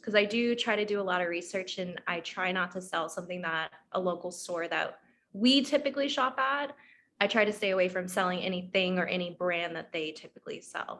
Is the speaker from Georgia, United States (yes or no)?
yes; Atlanta, Georgia, United States; now in Orlando, United States; I'm from Atlanta.